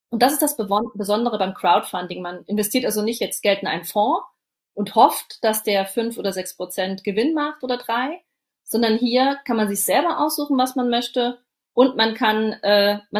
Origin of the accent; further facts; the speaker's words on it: Saarland, Germany; Ich sitze in meinem Homeoffice und das ist im Saarland. Das ist meine Heimat.